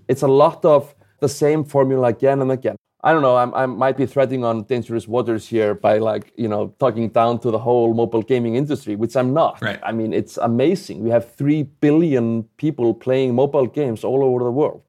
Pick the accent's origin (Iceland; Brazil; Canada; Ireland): Iceland; I'm obviously not from the U.S. I'm, I'm from Iceland